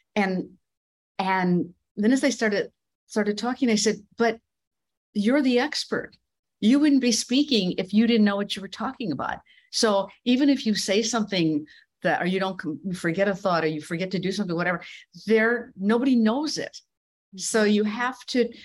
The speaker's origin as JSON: {"language": "English", "region": "Midwest", "country": "United States", "tie": "born or raised there", "also_born_or_lived": "Iowa / New York City", "moved": "as an adult", "said": "I grew up in the Midwest"}